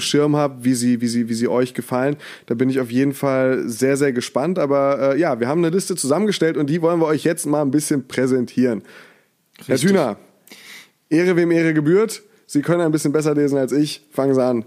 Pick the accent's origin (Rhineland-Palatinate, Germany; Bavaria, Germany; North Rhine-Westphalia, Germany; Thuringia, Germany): Rhineland-Palatinate, Germany; Mainz; moved away as an adult; now in Cologne, Germany; als Mainzer